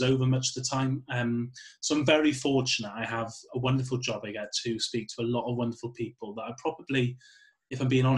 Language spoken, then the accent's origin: English; Welsh, Wales, United Kingdom; I'm Welsh